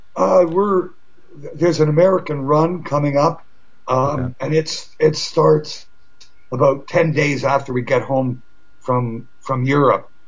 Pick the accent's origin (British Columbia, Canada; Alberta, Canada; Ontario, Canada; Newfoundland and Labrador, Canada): Ontario, Canada; Toronto